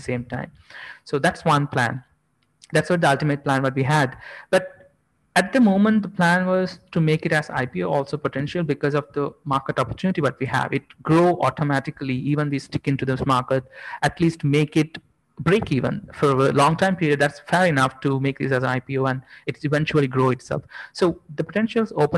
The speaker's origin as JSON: {"language": "English", "town": "Jaffna", "region": "Northern Province", "country": "Sri Lanka", "moved": "yes", "lives_now": "Colombo, Sri Lanka", "said": "since we are all coming from Jaffna"}